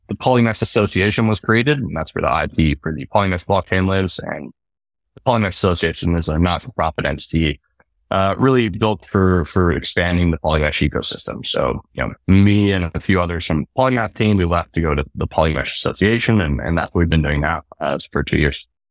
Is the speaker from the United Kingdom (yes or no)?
no; Canada; So I'm originally from Canada